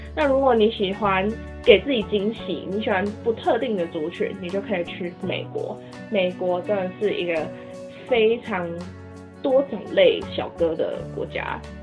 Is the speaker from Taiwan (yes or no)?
yes; Taiwan; 身为台湾人